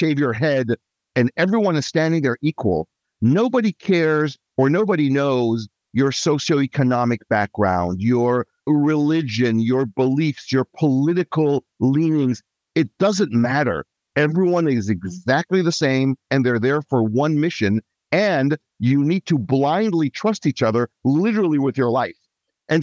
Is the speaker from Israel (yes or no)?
yes; Israel; moved away as an adult; also born or lived in Asia; now in Bellevue, United States; I'm originally from Israel. I was raised as a child in Asia. My dad was in shipping. Then back to Israel, teenage years, young adulthood, and then came to the Seattle area